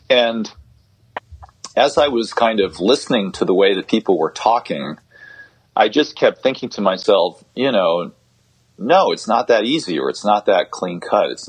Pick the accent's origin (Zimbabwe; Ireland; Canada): Zimbabwe; a story from my childhood growing up in Zimbabwe